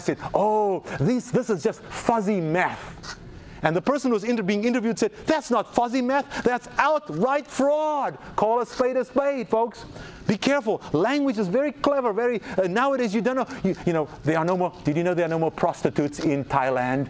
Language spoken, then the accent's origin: English; South Africa; now in United States; it's my home country